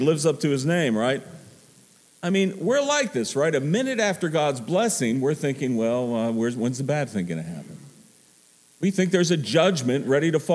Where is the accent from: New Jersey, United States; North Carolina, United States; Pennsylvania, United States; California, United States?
Pennsylvania, United States; Pittsburgh; I'm from Pittsburgh